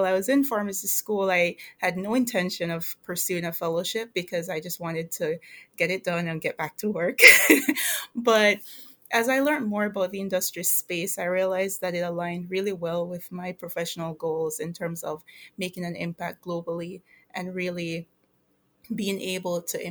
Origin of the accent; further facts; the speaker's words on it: Jamaica; moved away as an adult; now in United States; I am originally from Jamaica. I migrated here to go to college